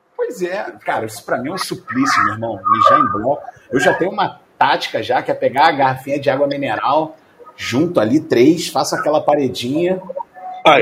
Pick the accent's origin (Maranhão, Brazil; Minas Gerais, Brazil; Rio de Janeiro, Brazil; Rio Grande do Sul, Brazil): Rio de Janeiro, Brazil; Rio; sou do Rio